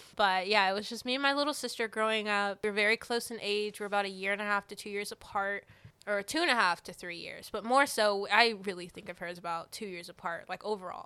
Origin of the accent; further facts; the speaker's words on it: Alabama, United States; moved away as an adult; now in Georgia, United States; I'm originally from Alabama